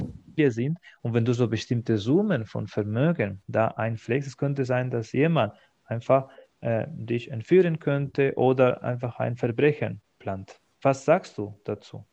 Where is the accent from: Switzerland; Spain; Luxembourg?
Spain; German is a second language; moved away as an adult; now in Germany; in meiner Heimat in Spanien